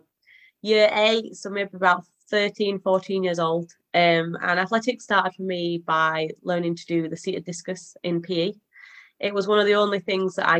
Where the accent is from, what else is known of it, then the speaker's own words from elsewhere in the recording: Halifax, Yorkshire and the Humber, United Kingdom; I'm from Halifax in Yorkshire.